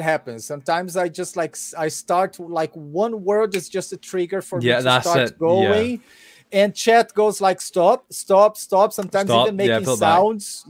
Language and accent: English; Brazil; English is a second language